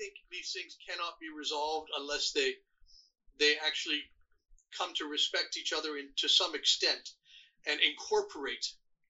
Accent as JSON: {"language": "English", "country": "Iran", "tie": "born or raised there", "also_born_or_lived": "Canada", "moved": "yes", "lives_now": "United States", "said": "I'm Canadian. I was born in Iran, but I'm also a Canadian citizen, and I live here as a permanent resident."}